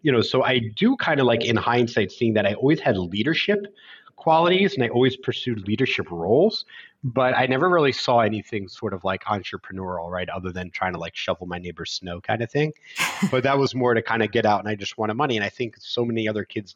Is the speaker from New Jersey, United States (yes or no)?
no; Philadelphia, Pennsylvania, United States; I grew up in Philadelphia in the United States